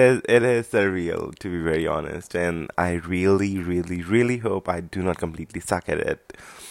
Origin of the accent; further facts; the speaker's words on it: India; I'm 25 years old, and I'm from India.